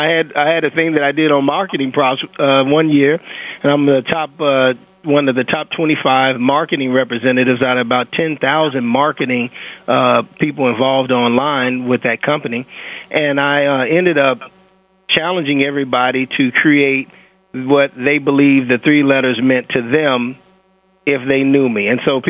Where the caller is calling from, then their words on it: St. Charles, Illinois, United States; St. Charles, Illinois. It's one of the leading areas for the Underground Railroad back in the day.